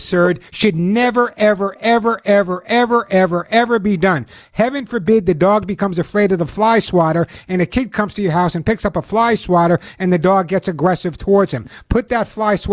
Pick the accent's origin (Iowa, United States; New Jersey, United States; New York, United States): New York, United States; New York City; when I grew up in New York, especially in the Bronx